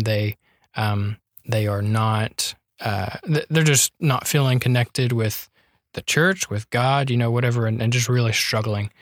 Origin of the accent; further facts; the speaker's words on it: North Carolina, United States; moved away as an adult; also born or lived in Lindale, Texas; now in Tyler, United States; I'm from North Carolina.